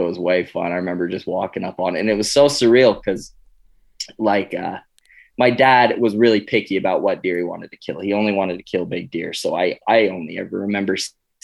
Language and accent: English; Cedar City, Utah, United States; I grew up in southern Utah in a town called Cedar City